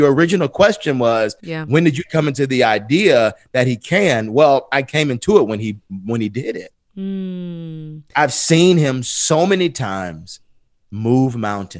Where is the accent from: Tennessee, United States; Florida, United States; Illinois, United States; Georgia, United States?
Georgia, United States; Atlanta; I'm from the east side of Atlanta.